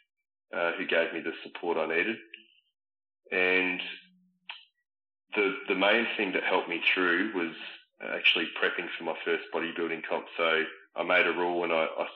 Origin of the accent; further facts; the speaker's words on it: Echuca, Victoria, Australia; moved away; I ended up moving back to my hometown in Echuca for a few months